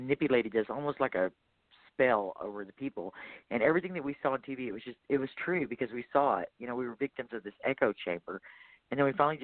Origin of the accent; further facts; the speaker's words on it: Texas, United States; I'm from Texas